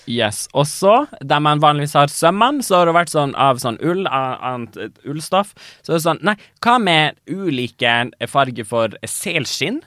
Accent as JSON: {"language": "Norwegian", "town": "Tana", "region": "Finnmark", "country": "Norway", "said": "jeg er fra Tana"}